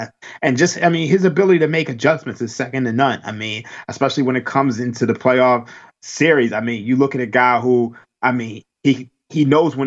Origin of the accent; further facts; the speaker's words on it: Philadelphia, Pennsylvania, United States; I am from Philadelphia